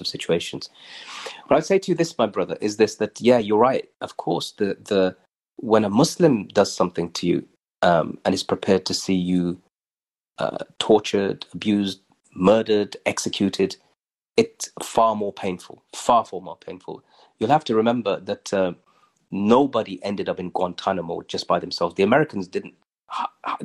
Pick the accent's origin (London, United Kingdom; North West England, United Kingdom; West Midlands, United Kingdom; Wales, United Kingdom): West Midlands, United Kingdom; Birmingham; Spark Hill in Birmingham. That was home.